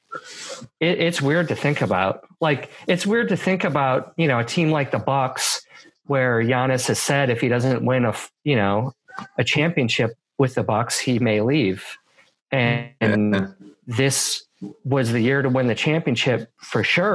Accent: Milwaukee, Wisconsin, United States; now in Portland, United States; I'm from Milwaukee.

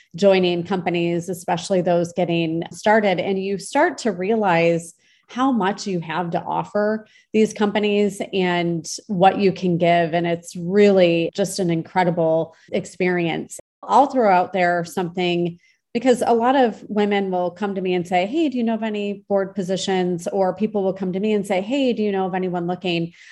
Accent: Michigan, United States; I grew up in Michigan

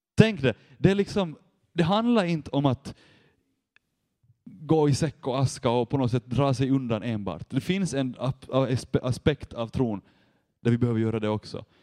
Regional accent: Vaasa, Ostrobothnia, Finland; jag kommer från Vasa och där jobbar jag med ungdomar nu

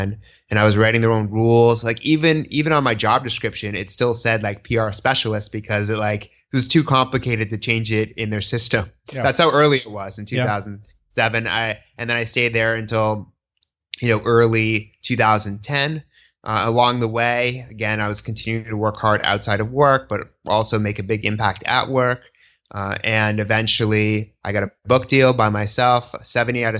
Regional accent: Newton, Massachusetts, United States; also born or lived in Boston, Massachusetts; now in New York City, United States; my cultural frame of reference is a Jewish American growing up in Newton, Massachusetts

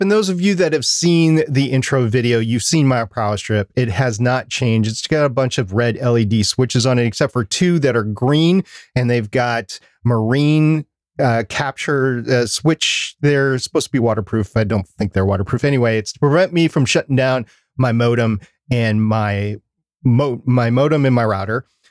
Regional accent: Minnesota, United States; I'm from Minnesota

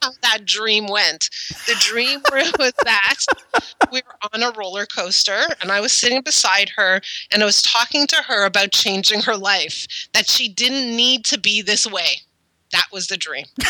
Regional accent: Montreal, Quebec, Canada; moved away as an adult; also born or lived in Ottawa; so I grew up in Montreal, and in Montreal, you start high school in grade seven

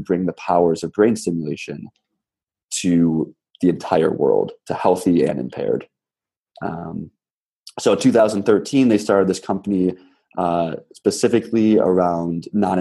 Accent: Chicago suburbs, Illinois, United States; moved away as an adult; also born or lived in Berkeley, California; I grew up in Chicago suburbs

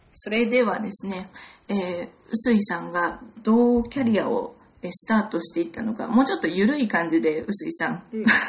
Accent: Gunma, Japan; moved away as an adult; also born or lived in United Kingdom; 私はお隣の群馬県出身で、ずっと

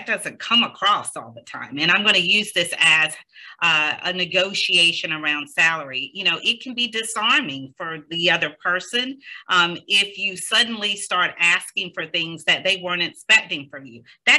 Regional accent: the South, United States; now in New Jersey, United States; I am from the South, and I am so used to pausing and letting people complete their sentence

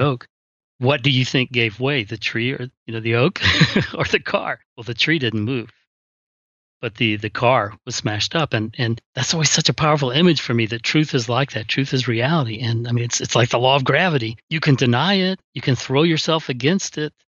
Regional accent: South Georgia coast, United States; I'm from the South Georgia coast, where we have these huge oak trees

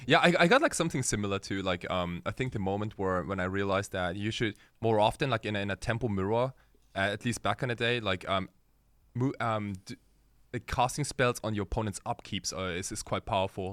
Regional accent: Germany; also born or lived in Japan; I was born in Japan, And, uh, when I was five, my family and I, like, we, we, we all moved to Germany. So I went to a German school

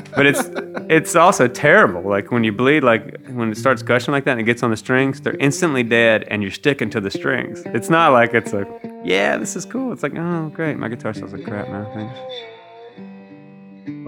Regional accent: Mississippi, United States; growing up in Mississippi

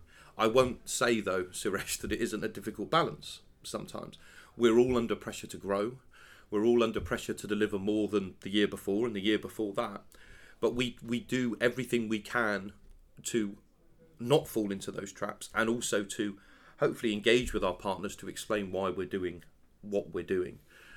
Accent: London, United Kingdom; that's the thing that I'm actually most excited about, being a Londoner and working for MasterCard in London.

